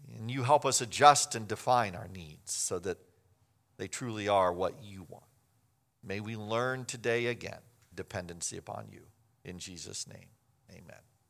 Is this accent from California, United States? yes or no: no; Kansas, United States; I grew up in Kansas